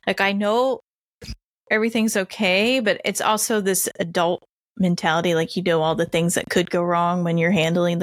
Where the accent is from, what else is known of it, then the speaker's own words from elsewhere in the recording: Indiana, United States; born and raised in Indiana.